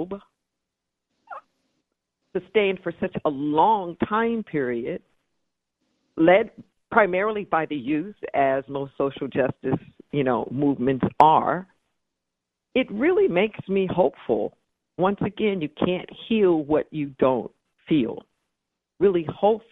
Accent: Los Angeles, California, United States; now in Santa Cruz, United States; I was raised in Los Angeles

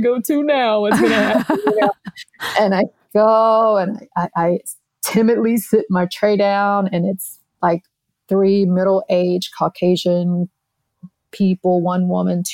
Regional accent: Tennessee, United States; now in Florida, United States; I'm from Tennessee

